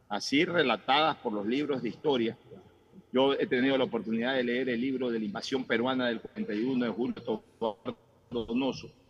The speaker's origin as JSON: {"language": "Spanish", "country": "Ecuador", "said": "Porque yo sí disfruté de la gloria de las Fuerzas Armadas como ecuatoriano en el año 1995."}